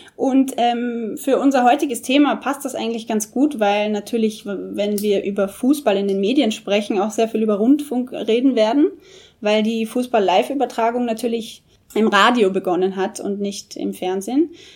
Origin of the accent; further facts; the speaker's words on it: Austria; moved away; Bei uns in Österreich, wo ich herkomme